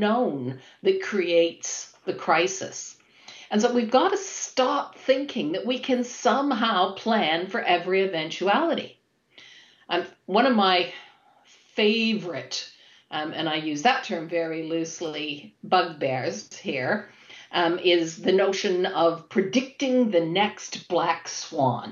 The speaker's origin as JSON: {"language": "English", "town": "Toronto", "region": "Ontario", "country": "Canada", "moved": "as an adult", "lives_now": "United Kingdom", "said": "I have lived and worked in the UK for over 20 years now. However, I'm originally from Toronto, Canada."}